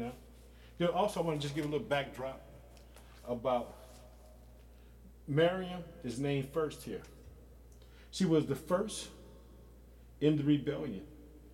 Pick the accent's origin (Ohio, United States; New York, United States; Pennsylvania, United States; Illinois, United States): Illinois, United States; my home state of Illinois